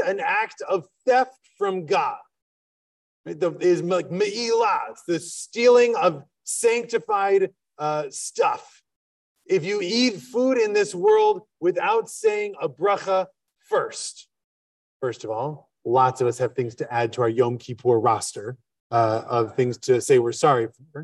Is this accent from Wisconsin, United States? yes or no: yes; Wisconsin, United States; now in Philadelphia, United States; I'm from Wisconsin.